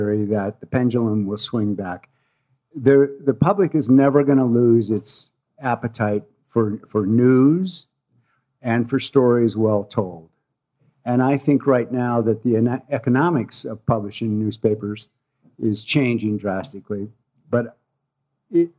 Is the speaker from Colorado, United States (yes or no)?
yes; Denver, Colorado, United States; also born or lived in Aspen, Colorado / New England; Well, I grew up in Colorado. I was born in Aspen, and I finished high school in Denver